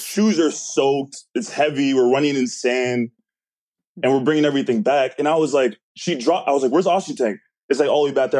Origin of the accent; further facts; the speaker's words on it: Canada; I'm Canadian